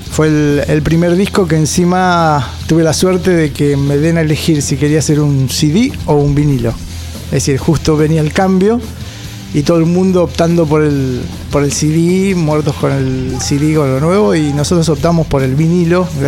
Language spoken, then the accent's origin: Spanish; Lanús, Buenos Aires Province, Argentina; now in Quilmes, Argentina; Sí, toda mi vida viví en Lanús. Estos últimos tres años estuve en Quilmes. Pero toda mi vida viví en Lanús, Lanús Oeste. Eh, zona sur siempre.